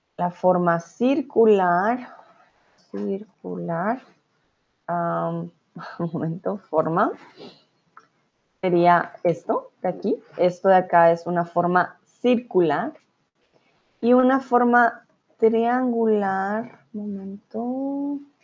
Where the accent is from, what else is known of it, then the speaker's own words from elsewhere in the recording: Colombia; moved away as an adult; now in Germany; yo vengo de Colombia